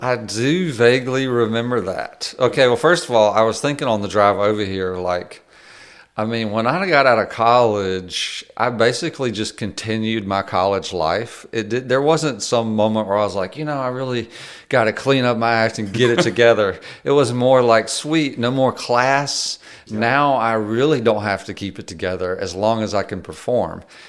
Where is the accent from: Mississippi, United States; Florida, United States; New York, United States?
Mississippi, United States; we're both from Mississippi.